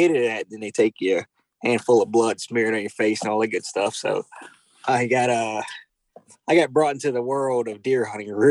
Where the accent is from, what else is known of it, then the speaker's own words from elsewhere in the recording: Baton Rouge, Louisiana, United States; I grew up South Louisiana, Baton Rouge, Louisiana. Um, majority of my life, well, I spent most of my life in Baton Rouge, Louisiana um, grew up here hunting and fishing.